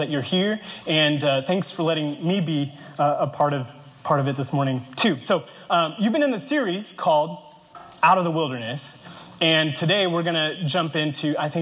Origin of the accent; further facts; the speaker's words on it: Kansas, United States; now in Arizona, United States; I grew up in Kansas, which is the epicenter of the continental United States.